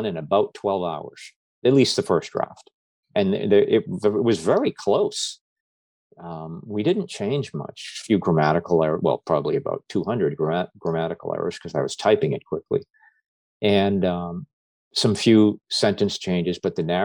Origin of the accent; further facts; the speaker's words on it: New England, United States; moved away as an adult; now in Florida, United States; I'm from New England